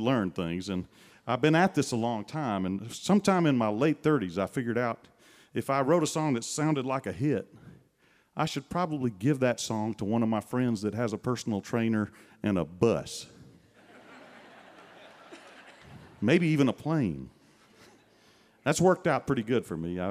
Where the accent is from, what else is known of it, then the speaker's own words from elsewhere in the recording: northern Mississippi, United States; I was up in the north end of Mississippi.